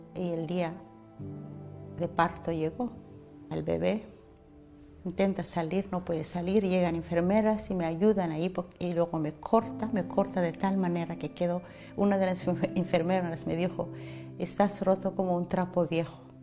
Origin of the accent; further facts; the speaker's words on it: Kenya; now in Spain; Llegué a España hace 20 años. Yo nací en Kenia